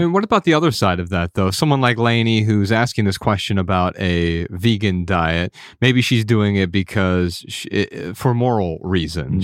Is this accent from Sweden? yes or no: no; Midwest, United States; Ryan and I grew up in the Midwest